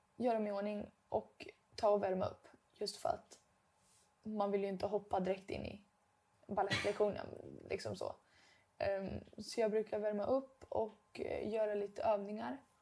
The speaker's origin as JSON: {"language": "Swedish", "region": "Dalarna County", "country": "Sweden", "accent": "dalmål", "moved": "as an adult", "lives_now": "Stockholm, Sweden", "said": "Det känns som jag pratar mer dalmål nu än vad jag gjorde hemma. Men det kanske ja. är för att nu är jag den enda som pratar dalmål"}